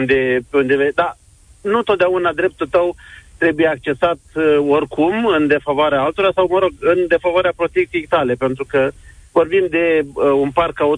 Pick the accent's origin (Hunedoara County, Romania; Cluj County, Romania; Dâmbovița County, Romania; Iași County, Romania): Iași County, Romania; Iași; Sunt din Iași, uh, o parte din de pietoni din Iași sunt uh, luminate pe toată lungimea lor, ceea ce e un lucru extraordinar.